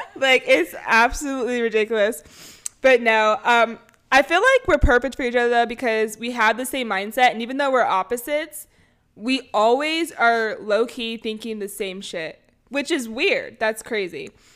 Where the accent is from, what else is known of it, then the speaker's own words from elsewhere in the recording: Bay Area, California, United States; I am from the Bay Area